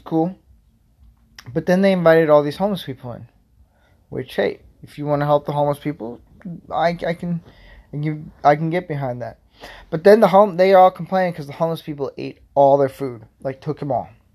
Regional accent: Florida, United States; I grew up in Florida

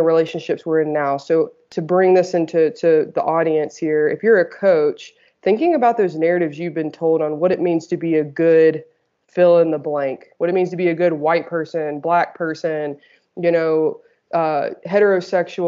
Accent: the South, United States; I grew up in the South in the United States in a Southern Baptist religion

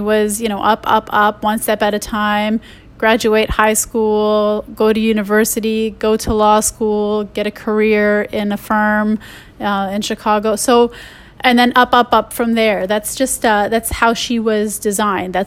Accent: Canada; I'm Canadian

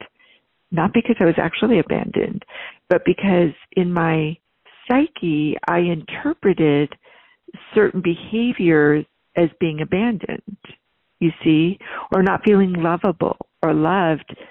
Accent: Northern California, United States; also born or lived in East Coast, United States; I was born on the East Coast, but I was really very young. And so by the time we settled in somewhere, I was probably in my, you know, in grade school, I was in Northern California. I was raised in kind of an upper middle class

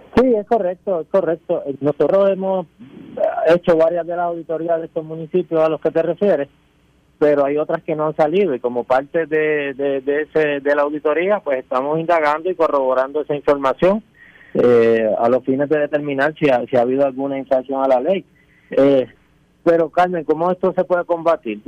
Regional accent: Añasco, Puerto Rico; mi pueblo de Añasco

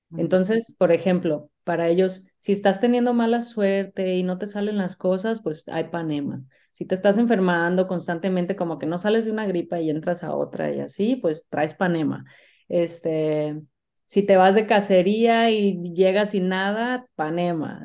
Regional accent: Mexico; Yo soy mexicana

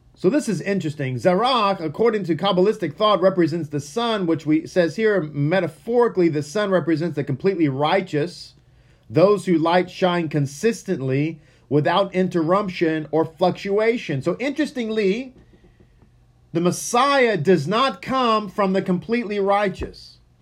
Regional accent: Texas, United States; first language English; I am from Texas, and English is my first language

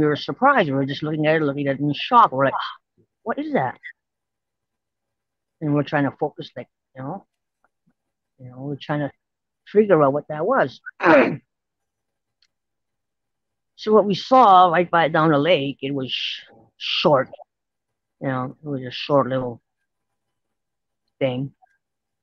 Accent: St. Theresa Point, Manitoba, Canada; I'm from St. Teresa Point, First Nation, Manitoba, Canada

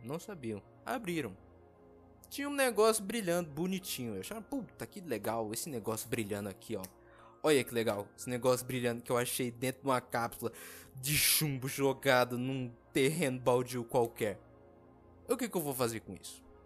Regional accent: Brazil; eu que nasci aqui no Brasil, no Brazilian, eu realmente eu não queria ter nascido aqui

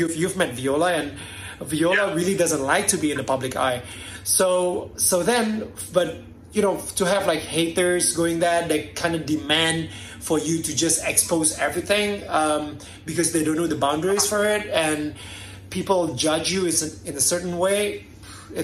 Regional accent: Jakarta, Indonesia; I'm from Indonesia.

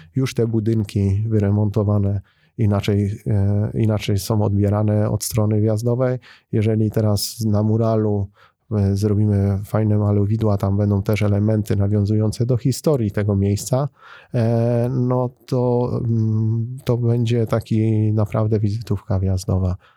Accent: Bytom, Silesian Voivodeship, Poland; Ja jako bytomianin i osoba, która zamieszkuje i, i związana jest z Bytomiem

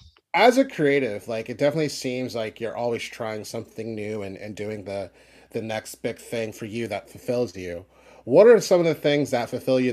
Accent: Philadelphia, Pennsylvania, United States; coming from Philly

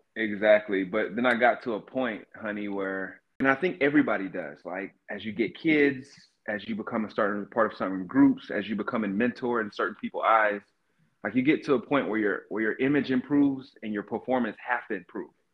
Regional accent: Cartersville, Georgia, United States; moved away as an adult; now in Seattle, United States; I grew up in Georgia, mm. in North Georgia

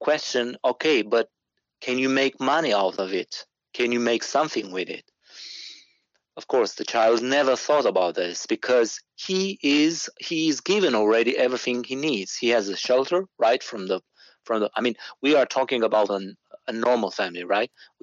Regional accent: Romania; I'm from Romania

